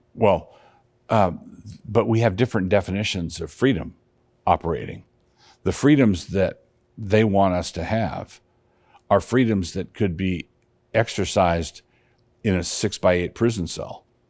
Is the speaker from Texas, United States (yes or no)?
no; Annapolis, Maryland, United States; moved away; I grew up in Annapolis, Maryland